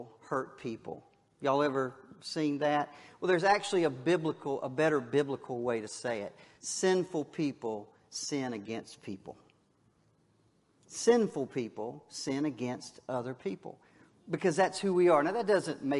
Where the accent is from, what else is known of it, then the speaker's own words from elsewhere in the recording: Wakulla County, Florida, United States; I was from Wakulla County